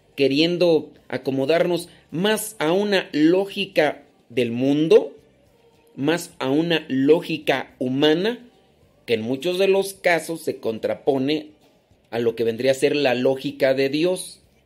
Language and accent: Spanish; Los Órganos, Guanajuato, Mexico; moved away; also born or lived in Acámbaro, Guanajuato; yo no soy de Acámbaro, pero nací ahí. Eh, después me crié en Los Órganos, Guanajuato